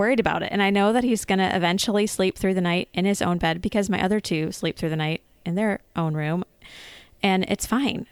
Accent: United States; as an American kid growing up, um, I did share a room with my siblings

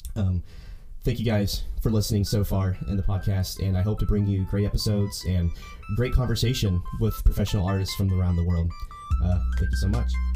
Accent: Owasso, Oklahoma, United States; I'm from Oklahoma, a small town called Owasso, Oklahoma, and uh, I grew up doing high school band

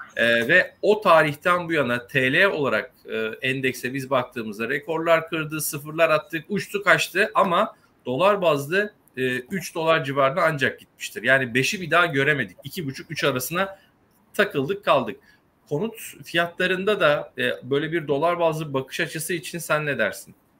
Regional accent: Kastamonu, Turkey; ben de Kastamonluyum

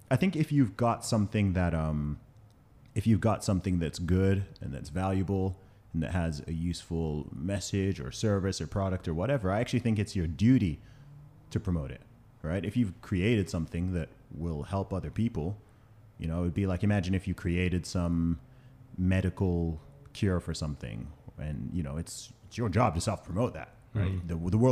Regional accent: Saudi Arabia; also born or lived in United Kingdom; So in terms of my background, I'm from the UK. I know I don't sound it with the accent, but I grew up in Saudi Arabia. I went to an American school out there for about 8 or 9 years.

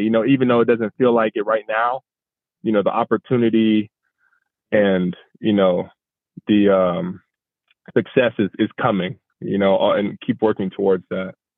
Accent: Arizona, United States; moved away as an adult; now in San Diego, United States; I am from Arizona

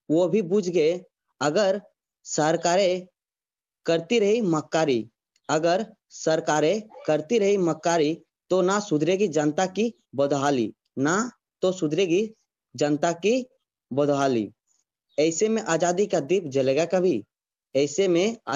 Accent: Jharkhand, India; और मैं झारखंड राज्य का हूँ और मेरा जिला सरेकला खरसुआ है

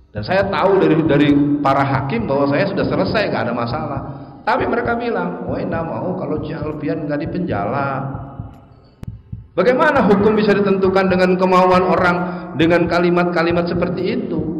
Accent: Jakarta, Indonesia; born there; Tenang Pak, saya bisa bahasa Padang Pak, walaupun saya lahir di Betawi.

